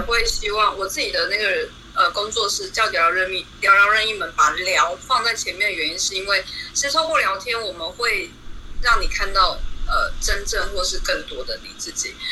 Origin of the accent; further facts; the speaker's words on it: Tainan, Taiwan; moved away as an adult; now in Taichung, Taiwan; 我是海南人，可是我现在人在台中居住工作